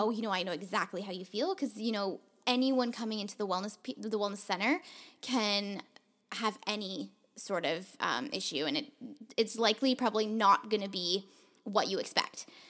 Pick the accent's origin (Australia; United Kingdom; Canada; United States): Canada; Toronto, Ontario; moved away as an adult; now in Vancouver, Canada; when I first moved to Vancouver, um, I'm from Toronto